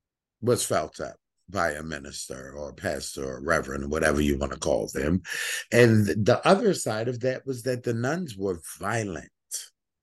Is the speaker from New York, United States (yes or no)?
yes; New York City, New York, United States; I grew up in Bushwick, the old Bushwick